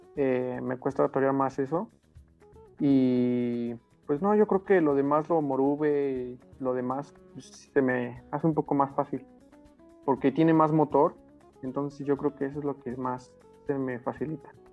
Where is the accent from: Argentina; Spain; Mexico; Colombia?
Mexico; Apizaco, Tlaxcala; yo soy de Apisaco, de Apizaco.